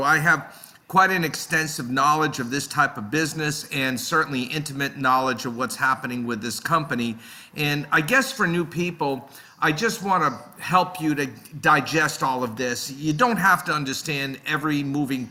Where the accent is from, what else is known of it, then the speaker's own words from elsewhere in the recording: Boston, Massachusetts, United States; also born or lived in Netherlands; I grew up in the Boston area. I still live in this area